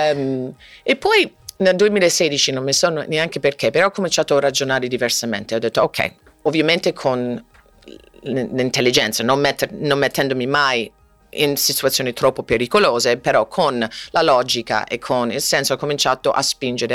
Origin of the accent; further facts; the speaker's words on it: Florida, United States; Italian is a second language; moved away as an adult; also born or lived in Wichita, Kansas; now in Rome, Italy; Wichita, Kansas, conosco molto bene il tornado, eh, i cani piccoli, eh, poi sono cresciuta anche in Florida